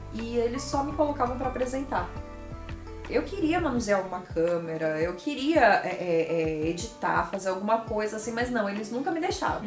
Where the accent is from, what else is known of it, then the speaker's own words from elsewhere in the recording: Mogi das Cruzes, São Paulo, Brazil; Nasci em Mogi das Cruzes. É uma cidade vizinha aqui, a Jacareí, né? Onde fica Novo Tempo. Sou mogiana